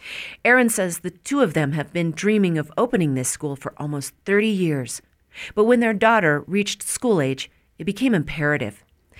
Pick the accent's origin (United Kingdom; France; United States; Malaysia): United States; North Park, Colorado; Growing up in North Park, Colorado, we never learned about the indigenous people who hunted our mountains or the silver miners who settled there.